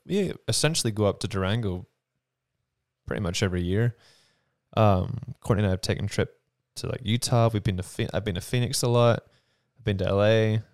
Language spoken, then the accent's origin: English; Ballymena, Northern Ireland, United Kingdom; moved away as an adult; also born or lived in London; now in New Mexico, United States; I, um, did all of my growing up in Ballymena, my hometown